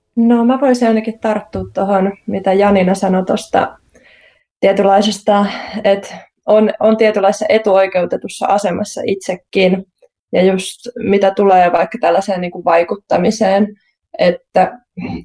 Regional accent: Central Finland, Finland; mä itse olen Keski-Suomesta

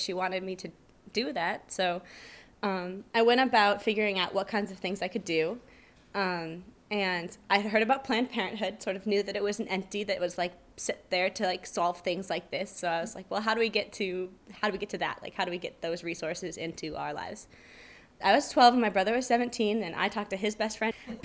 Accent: Cedar Rapids, Iowa, United States; I'm from Cedar Rapids, Iowa, which is a pretty suburban feeling town

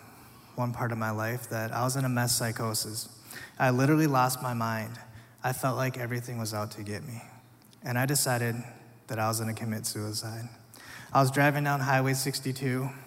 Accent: Minnesota, United States; also born or lived in South Korea; I was eventually adopted to a family here in Minnesota

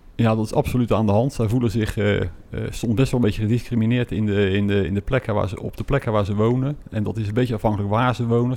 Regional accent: Westland, South Holland, Netherlands; Wij zijn eh, geboren en getogen Westlanders

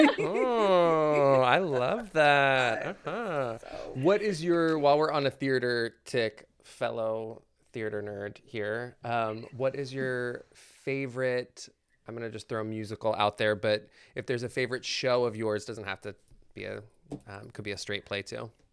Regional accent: Maryland, United States; moved away; I'm originally from Maryland, and the Ren Fair there was huge

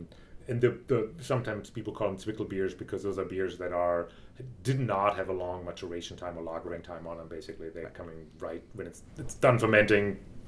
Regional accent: Freiburg, Baden-Württemberg, Germany; at least in my region, where I grew up in Freiburg, the region right around Freiburg. It's all a wine-growing region.

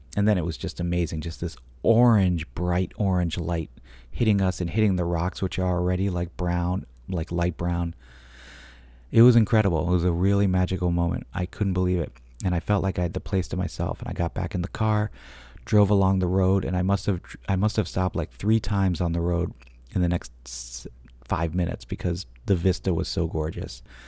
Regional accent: Maine, United States; moved away; also born or lived in New York; I was born in Maine, but I've never been north of, um, I don't know, like Freeport, basically

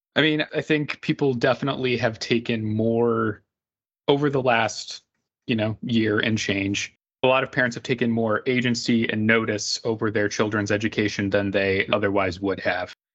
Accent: Indianapolis, Indiana, United States; my hometown of Indianapolis

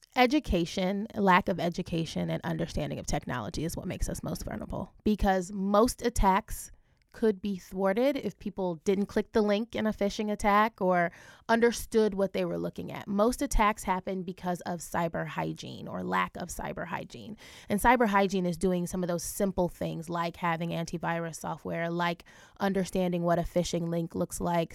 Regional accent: Ohio, United States; I'm from Ohio. My family's from Jamaica, um, but I grew up in Ohio

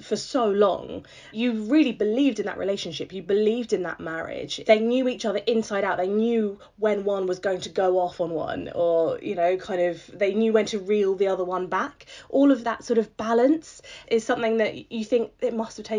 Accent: United Kingdom; being a Brit

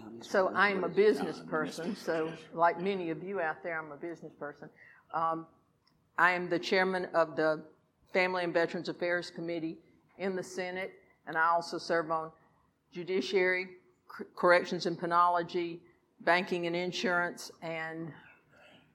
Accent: Lexington County, South Carolina, United States; I'm from Lexington County

